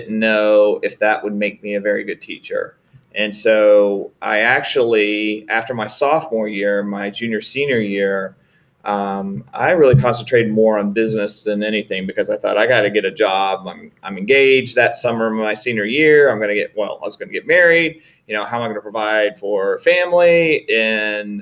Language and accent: English; Greenville, South Carolina, United States; also born or lived in Sanford, North Carolina; my father, who was working for the textile mills, was relocated to Greenville, South Carolina. And that's where I spent my elementary and high school years, was in Greenville, South Carolina